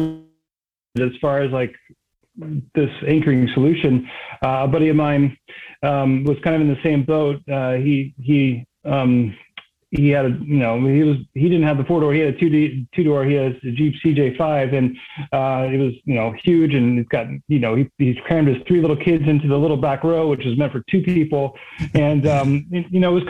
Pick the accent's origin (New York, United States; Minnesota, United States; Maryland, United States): Maryland, United States; East Coast, just north of DC; moved away as an adult; I grew up on the East Coast, just north of DC